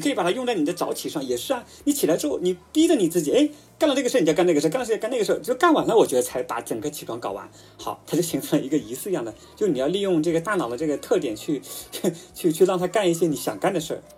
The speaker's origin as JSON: {"language": "Chinese", "country": "China", "said": "我们中国人喜欢吃的白粥啊、米面啊"}